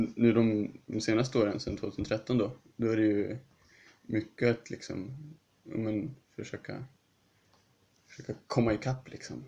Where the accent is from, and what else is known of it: Sweden; also born or lived in Huddinge, Sweden